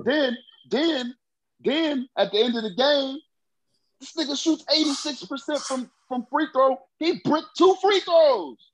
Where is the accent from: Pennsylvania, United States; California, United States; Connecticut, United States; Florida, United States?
Pennsylvania, United States; Philadelphia; I'm from Philly, bro. The Liberty Bell is dear to my heart